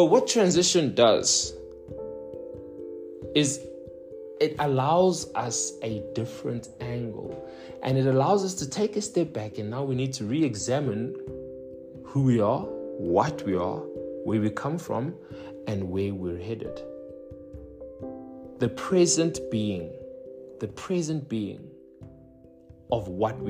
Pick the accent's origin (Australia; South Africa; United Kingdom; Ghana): South Africa; Johannesburg, Gauteng; moved away as an adult; I was born and raised in the Johannesburg South, and I've been there for 26 years